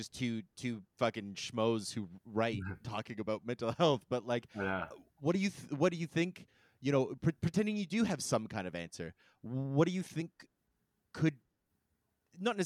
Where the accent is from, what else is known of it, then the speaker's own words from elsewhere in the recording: Canada; I'm grateful to be Canadian